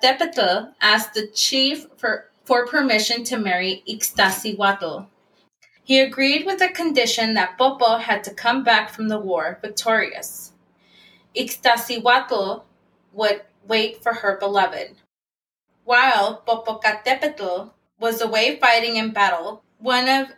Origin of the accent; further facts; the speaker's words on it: San Francisco, California, United States; I grew up in the Mission District in San Francisco